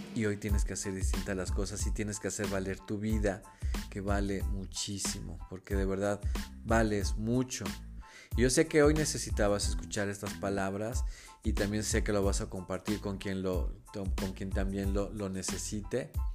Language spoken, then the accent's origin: Spanish; Mexico City, Mexico; yo nací y crecí en la Ciudad de México